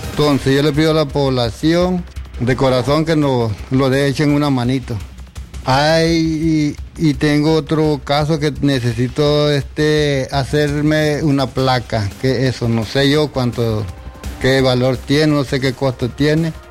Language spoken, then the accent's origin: Spanish; Telica, León, Nicaragua; porque yo soy de Telica.